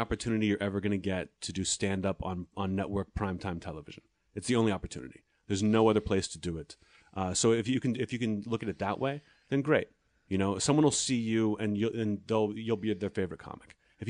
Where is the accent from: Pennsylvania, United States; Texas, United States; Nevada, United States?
Pennsylvania, United States; Pittsburgh; I'm proud to be from Pittsburgh. But when I go back, they don't even believe that I'm from Pittsburgh. They're like, where's your accent from?